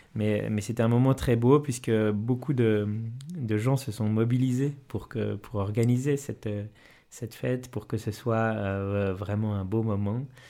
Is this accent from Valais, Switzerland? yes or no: yes; Valais, Switzerland; la vocation missionnaire chez moi en Valais